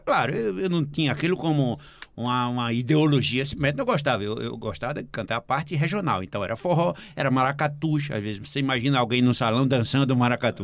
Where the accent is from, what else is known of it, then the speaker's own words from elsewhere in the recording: Recife, Pernambuco, Brazil; Eu nasci na Conde da Boa Vista, no Recife. assim, ninguém é mais recifense do que eu.